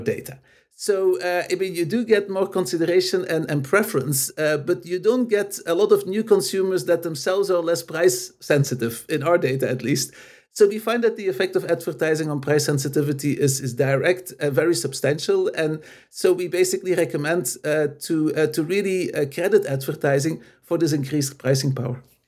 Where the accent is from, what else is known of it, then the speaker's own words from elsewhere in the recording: Belgium; moved away as an adult; also born or lived in Los Angeles, United States; I'm basically originally from Belgium